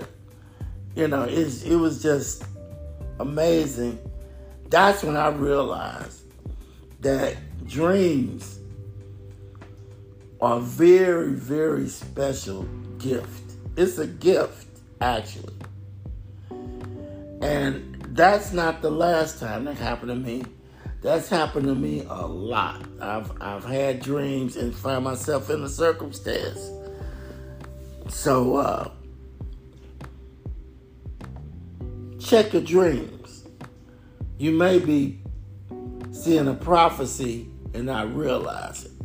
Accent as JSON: {"language": "English", "region": "Midwest", "country": "United States", "said": "I'm from the Midwest."}